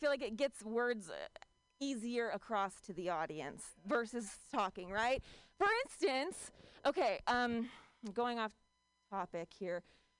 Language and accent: English; Ohio, United States; now in Bay Area, United States; I'm from Ohio, all right? The Bay Area is like my Europe.